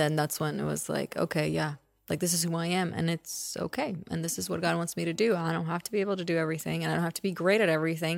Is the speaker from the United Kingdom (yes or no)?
no; Czechia; moved away; I was born in the Czech Republic, which was a communist country at that time. And so until I was ten, that's what it was.